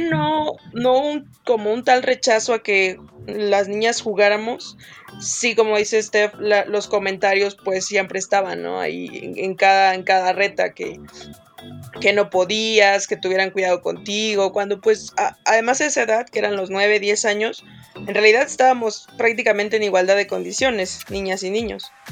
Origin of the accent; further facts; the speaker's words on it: Espinal, Veracruz, Mexico; yo soy de un pueblito muy chiquito en Veracruz